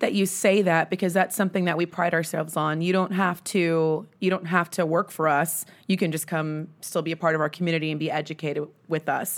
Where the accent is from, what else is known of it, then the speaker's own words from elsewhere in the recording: Grand Prairie, Texas, United States; I'm born and raised in the D F W area. I grew up in Grand Prairie.